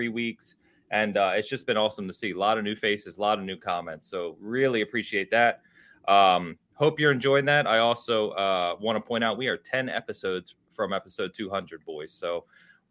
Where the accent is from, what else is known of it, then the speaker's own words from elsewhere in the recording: San Francisco, California, United States; I'm from San Fran